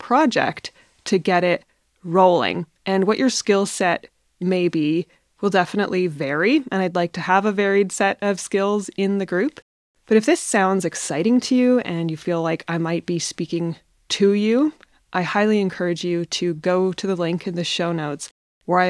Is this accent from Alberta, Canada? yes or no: no; north of British Columbia, Canada; also born or lived in Iceland; back to Canada, back to my hometown in the north of British Columbia